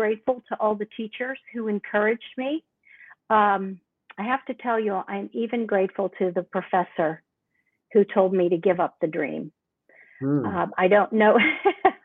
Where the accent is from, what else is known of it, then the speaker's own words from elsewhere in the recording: Pittsburgh, Pennsylvania, United States; Born and raised in Pittsburgh all my life.